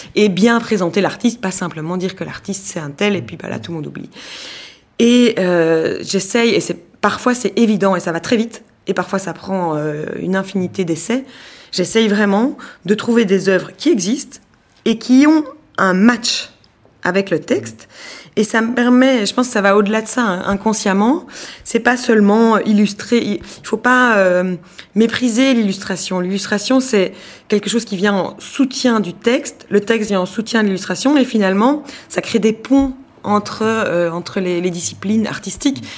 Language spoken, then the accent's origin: French; Belgium; en tant que Belge